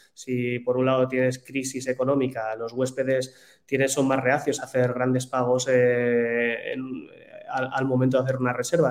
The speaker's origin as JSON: {"language": "Spanish", "country": "Spain"}